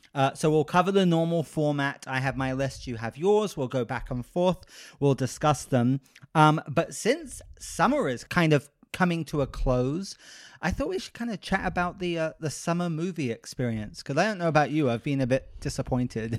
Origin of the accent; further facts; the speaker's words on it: United Kingdom; now in Los Angeles, United States; I am the most, like, unconservative British person I know